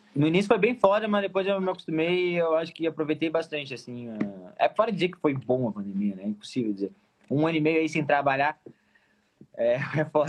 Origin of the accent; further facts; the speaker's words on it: Pelotas, Rio Grande do Sul, Brazil; sou pelotense, sou pelotense